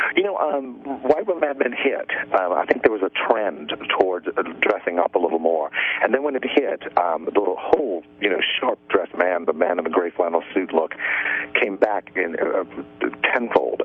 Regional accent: New Orleans, Louisiana, United States; moved away; also born or lived in New York; I'm from New Orleans, and um, I lived in New York for years and years and years

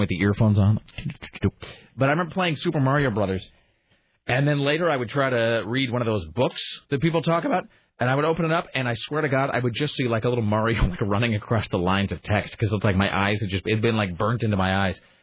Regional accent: Washington, United States; I'm from Washington

